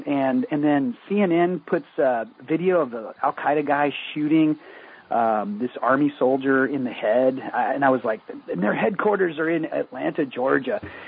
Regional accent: South Korea; also born or lived in England / Tokyo; I was born in England. I was raised in South Korea.

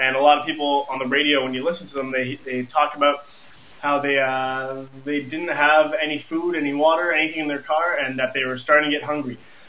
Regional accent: Montreal, Quebec, Canada; I'm from Montreal, Canada.

